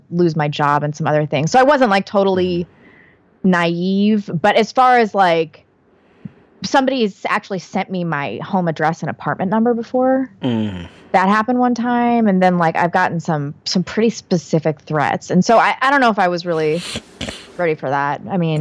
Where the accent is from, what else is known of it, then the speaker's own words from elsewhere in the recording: St. Louis, Missouri, United States; moved away; I'm from St. Louis, and it was a really like competitive kind of cliquish social environment